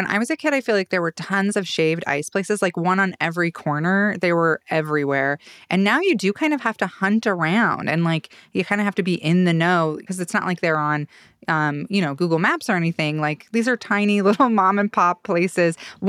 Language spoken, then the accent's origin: English; Idaho, United States; also born or lived in Mississippi; now in Boise, United States; growing up in Idaho